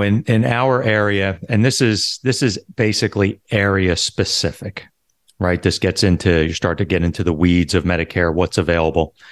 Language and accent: English; Philadelphia, Pennsylvania, United States; moved away as an adult; now in Florida, United States; I'm originally from Philadelphia, and I was a police officer for about seven and a half years